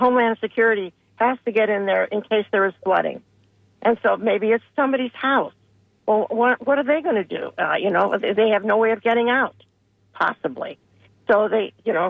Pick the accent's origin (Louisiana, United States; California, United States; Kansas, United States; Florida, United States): Florida, United States; Indian Rocks Beach; I grew up in Indian Rocks Beach